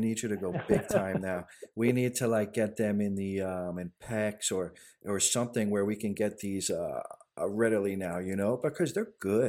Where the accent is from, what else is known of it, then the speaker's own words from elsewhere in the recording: Goshen, New York, United States; I grew up in Goshen and I had to move to the city to be a chef